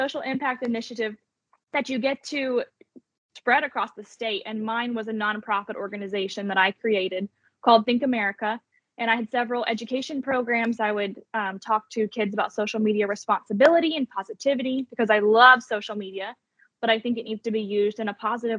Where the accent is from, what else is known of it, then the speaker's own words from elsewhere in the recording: Gettysburg, Pennsylvania, United States; moved away as an adult; also born or lived in Alabama; now in Nashville, United States; born and raised in Gettysburg, Pennsylvania.